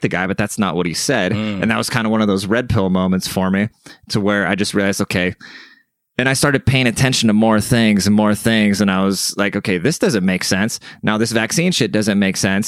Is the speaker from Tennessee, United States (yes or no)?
no; Seattle, Washington, United States; moved away as an adult; also born or lived in Germany; now in San Antonio, United States; I grew up in Seattle